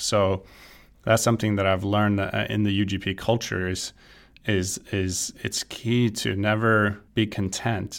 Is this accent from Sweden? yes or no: yes; Sweden; moved away as an adult; now in California, United States; I'm originally from Sweden, I grew up playing golf